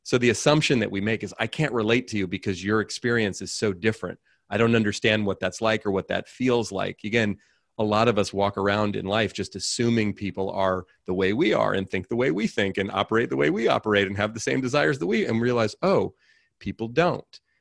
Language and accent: English; Oakland, California, United States; I grew up in Oakland, California, raised by a single mom